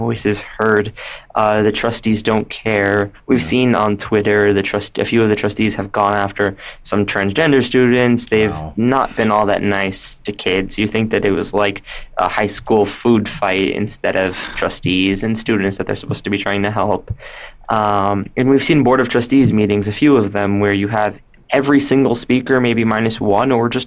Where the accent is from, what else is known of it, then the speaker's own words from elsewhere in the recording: Miami, Florida, United States; I grew up in Miami, went to magnet school for high school